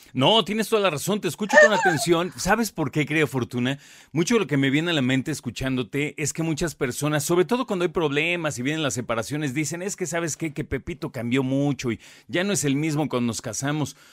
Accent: Mexico; a nosotros como mexicanos

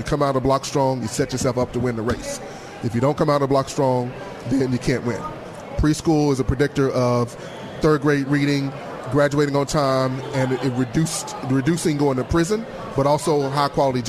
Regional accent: Pine Bluff, Arkansas, United States; I'm from Pine Bluff, and my dad grew up in Hughes, and my mom grew up in McNeil. It gets no smaller than that.

